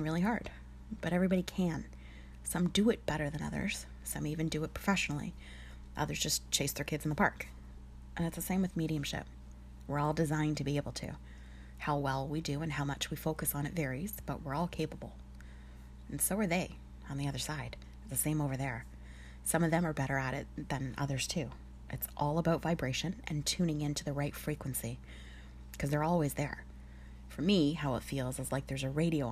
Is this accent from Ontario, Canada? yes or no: yes; Sudbury, Ontario, Canada; I'm from Sudbury. It's the nickel capital of the world.